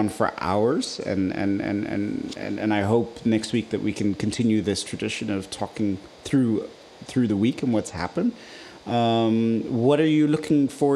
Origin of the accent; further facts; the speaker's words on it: Nigeria; now in Netherlands; Growing up in Nigeria